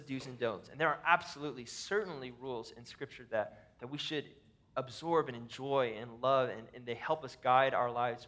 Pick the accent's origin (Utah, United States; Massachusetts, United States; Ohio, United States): Ohio, United States; now in Minnesota, United States; We live in Minnesota. I grew up in Ohio, in a tornado valley